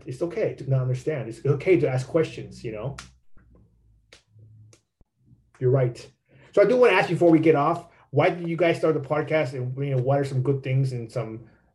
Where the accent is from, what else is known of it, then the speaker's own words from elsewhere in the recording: California, United States; also born or lived in Mexico; when I grew up in California, you know, when I was like a teenager